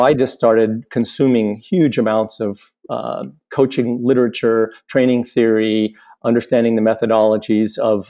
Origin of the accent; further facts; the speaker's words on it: Boulder, Colorado, United States; moved away as an adult; also born or lived in Washington State; now in Washington, United States; I grew up in Boulder, and left Boulder in about 1980, I think 85 or six. I live now in Washington State